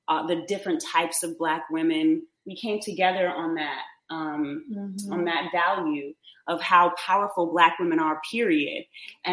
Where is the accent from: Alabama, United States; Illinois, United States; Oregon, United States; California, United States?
Illinois, United States; Chicago; I'm from Chicago